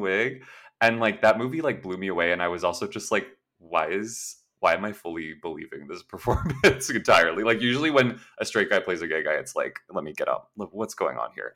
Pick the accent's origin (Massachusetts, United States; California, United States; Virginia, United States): California, United States; Los Angeles; also born or lived in New York; I'm, like, born and raised in SoCal